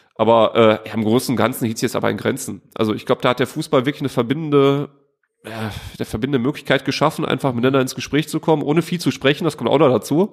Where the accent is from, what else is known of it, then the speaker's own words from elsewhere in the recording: Duisburg, North Rhine-Westphalia, Germany; von äh, Duisburg-Walsum